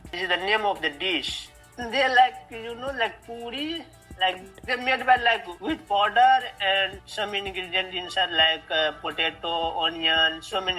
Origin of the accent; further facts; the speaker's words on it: Madhubani, Bihar, India; English is a second language; now in Taiwan; I am from India and India, the, my hometown is like Madhubani, that belongs to Bihar. It, it is the near of Nepal.